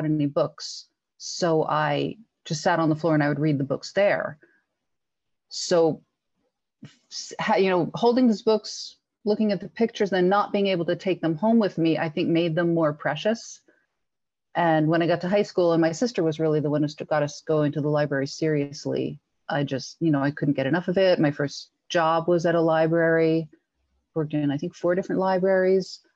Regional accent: northern New Jersey, United States; I'm from New Jersey, and I currently live about 5 miles and just over the Watchung Mountains from where I grew up

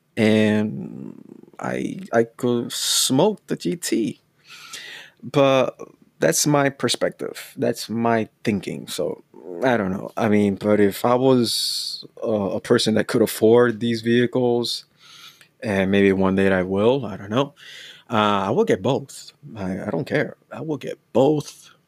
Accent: United States; I'm from the States

